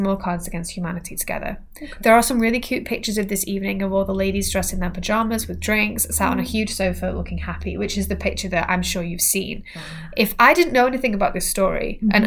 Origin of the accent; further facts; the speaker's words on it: England, United Kingdom; we're English